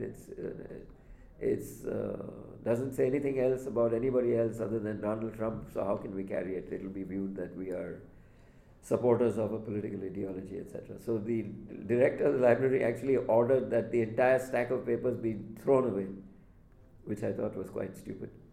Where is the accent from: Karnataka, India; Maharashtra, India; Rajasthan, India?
Maharashtra, India; Mumbai; moved away; I grew up in Bombay